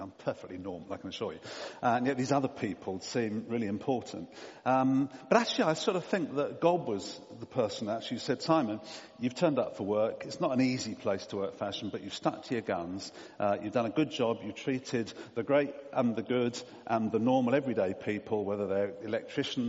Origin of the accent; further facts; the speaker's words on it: Portsmouth, South East England, United Kingdom; I was brought up in Portsmouth, a naval town.